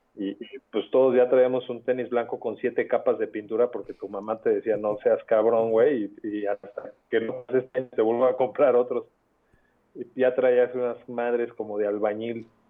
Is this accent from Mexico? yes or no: yes; Mexico; Soy pues, un mexicano